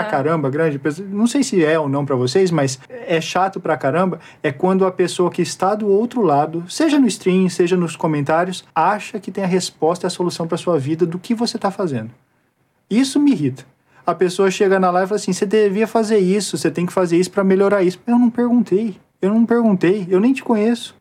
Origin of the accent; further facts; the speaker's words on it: Brazil; eu sou brasileiro